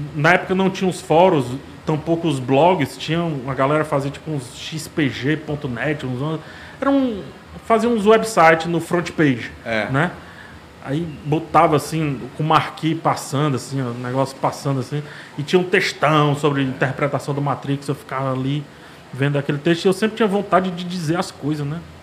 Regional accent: Fortaleza, Ceará, Brazil; Ah, eu nasci aqui em Fortaleza, né? Sou daqui de Fortaleza

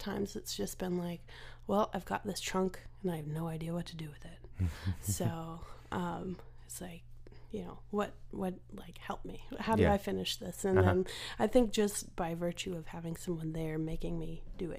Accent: Phoenix, Arizona, United States; also born or lived in Nashville; I've been going back and forth between Phoenix and Nashville for pretty much my whole life.

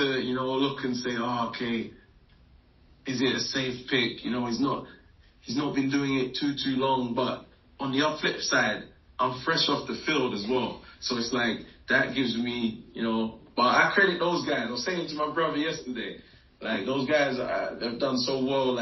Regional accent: England, United Kingdom; also born or lived in West Africa; Growing up in England till age 10, my dad got a job in West Africa, moved out to West Africa at 10 till 13, learned a bit of French, went to an American school.

